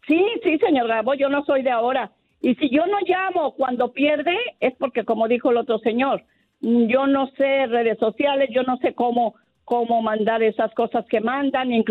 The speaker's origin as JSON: {"language": "Spanish", "region": "Michoacán", "country": "Mexico", "moved": "yes", "lives_now": "Mexico City, Mexico", "said": "yo soy americanista desde que llegué a vivir al DF de Michoacán. Mm. Estaba muy jovencita."}